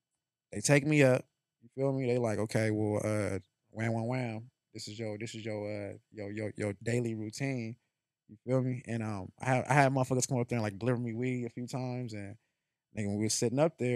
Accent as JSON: {"language": "English", "town": "Las Vegas", "region": "Nevada", "country": "United States", "tie": "born or raised there", "also_born_or_lived": "California", "said": "I was born in Cali, and I grew up out here in Vegas"}